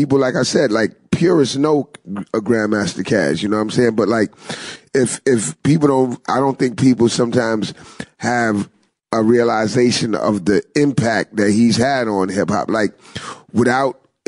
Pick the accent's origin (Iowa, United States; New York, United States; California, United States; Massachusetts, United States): New York, United States; New York City; I'm originally from the Bronx